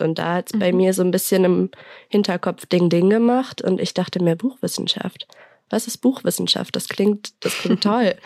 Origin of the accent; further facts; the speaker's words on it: Mainz, Rhineland-Palatinate, Germany; ich komme aus Mainz